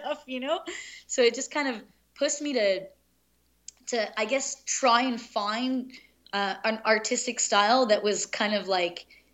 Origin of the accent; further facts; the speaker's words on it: Pakistan; moved away; I was born in Pakistan